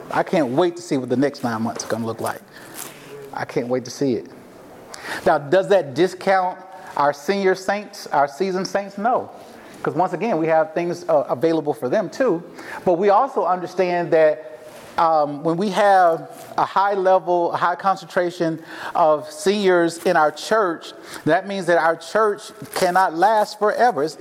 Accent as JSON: {"language": "English", "region": "the South", "country": "United States", "said": "So here I am from the South, never been here before a day in my life, right?"}